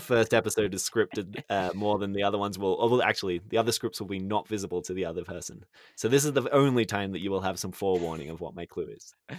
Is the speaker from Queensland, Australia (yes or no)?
no; Sydney, New South Wales, Australia; moved away as an adult; I grew up in Sydney